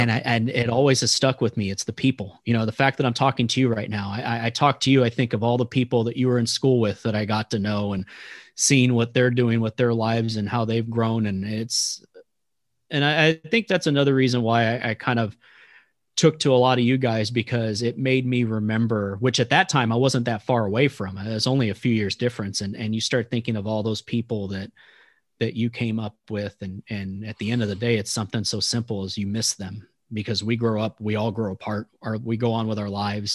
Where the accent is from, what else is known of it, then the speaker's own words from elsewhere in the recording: Texas, United States; moved away as an adult; now in Kansas, United States; I'm from Texas.